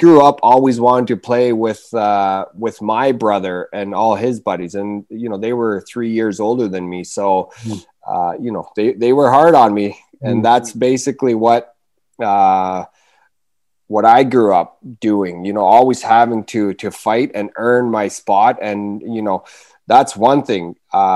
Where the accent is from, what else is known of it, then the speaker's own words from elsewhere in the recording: Rankin Inlet, Nunavut, Canada; also born or lived in Churchill, Manitoba; So I was born in Churchill, but I was basically born and raised in Rankin Inlet, Nunavut. Rankin Inlet is my hometown.